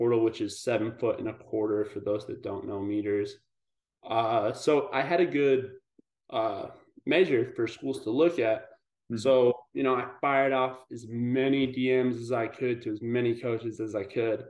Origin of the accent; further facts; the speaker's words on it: Pueblo, Colorado, United States; moved away as an adult; also born or lived in Boulder, Colorado / Arizona; I grew up in Colorado in this town. It's called Pueblo, Southern Colorado. So I was there for the first 20 years of my life